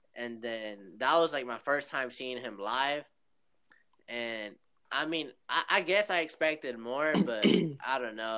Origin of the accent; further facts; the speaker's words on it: Long Beach, California, United States; moved away as an adult; now in Oklahoma, United States; I live in Oklahoma, but I'm, I'm originally from uh, Long Beach, California